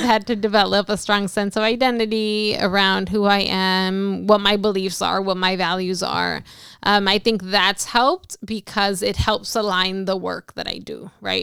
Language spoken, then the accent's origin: English; Los Angeles, California, United States; moved away as an adult; now in San Francisco, United States; I am originally from Los Angeles, California.